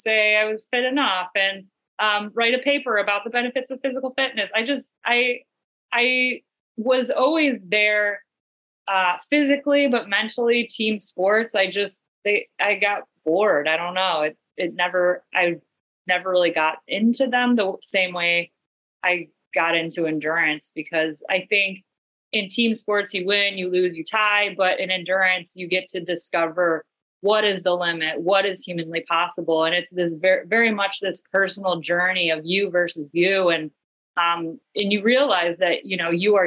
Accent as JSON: {"language": "English", "town": "Cleveland", "region": "Ohio", "country": "United States", "tie": "born or raised there", "moved": "yes", "lives_now": "Portland, United States", "said": "I grew up in Cleveland, Ohio. Right now I'm in Portland, Maine"}